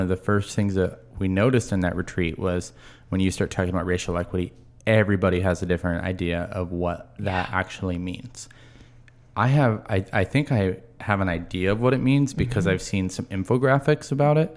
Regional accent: Marysville, Washington, United States; I grew up in Marysville.

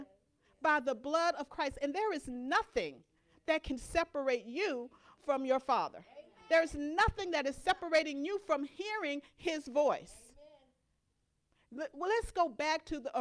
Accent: Louisiana, United States; My growing up in Louisiana, we had a fig tree in our backyard

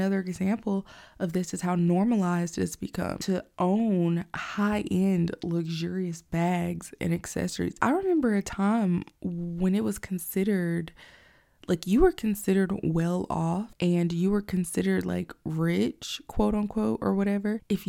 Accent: Georgia, United States; also born or lived in Alabama; But I know here in the South, in Georgia, growing up in Georgia and Alabama in the early 90s

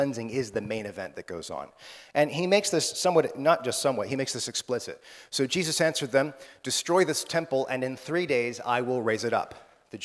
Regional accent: United States; as an American

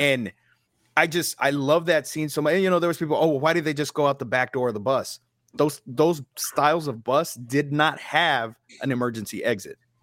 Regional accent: Texas, United States; Being a Texan

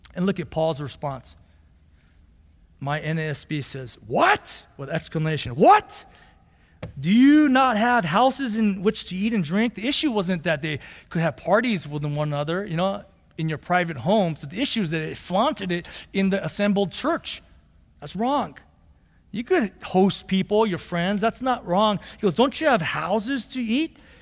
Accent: United States; We're still Americans

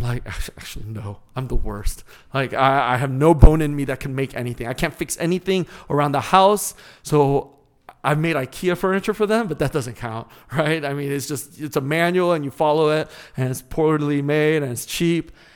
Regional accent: California, United States; moved away as an adult; now in St. Louis, United States; growing up in California

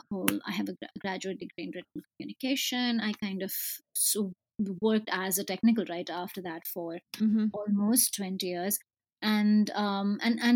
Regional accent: India; I grew up in India

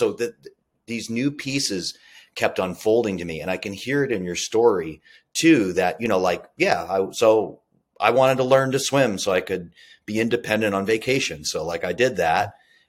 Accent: Massachusetts, United States; I grew up in Massachusetts, in the United States

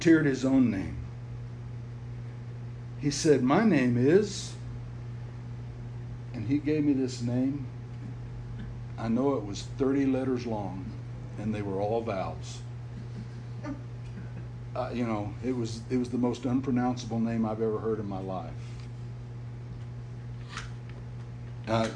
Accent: Utah, United States; I told him, "Utah."

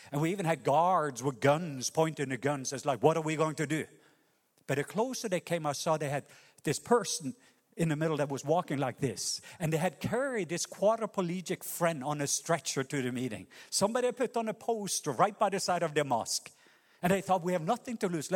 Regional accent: Norway; moved away; a Norwegian Baptist pastor

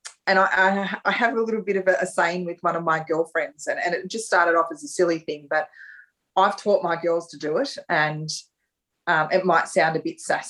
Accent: Ballarat, Victoria, Australia; I live in Ballarat now and my hometown of Ballarat

